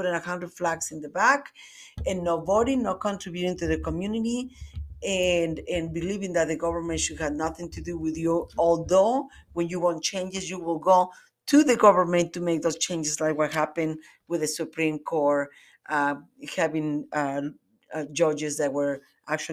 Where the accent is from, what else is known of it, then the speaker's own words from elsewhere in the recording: Mexico; moved away as an adult; now in United States; I was born and raised in Mexico, and I came to the States until I was like 22.